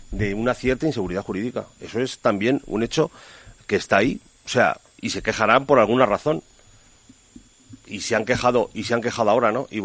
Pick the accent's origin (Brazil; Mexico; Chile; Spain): Spain